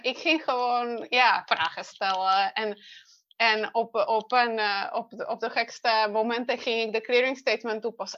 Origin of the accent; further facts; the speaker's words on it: Czechia; Dutch is a second language; moved away as an adult; now in Netherlands; Ik ben geboren in Tsjechië en ik woon in Nederland. Um, het wordt 21 jaar dit jaar. Eh, dat, ik, dat ik naar Nederland kwam